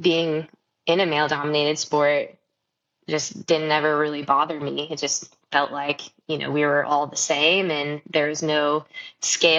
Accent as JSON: {"language": "English", "town": "Marysville", "region": "Michigan", "country": "United States", "tie": "born or raised there", "moved": "yes", "said": "I grew up in Michigan, in around Marysville, Michigan."}